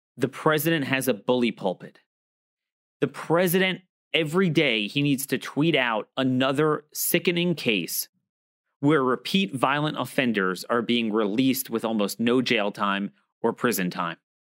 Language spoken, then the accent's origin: English; Baltimore, Maryland, United States; my hometown, Baltimore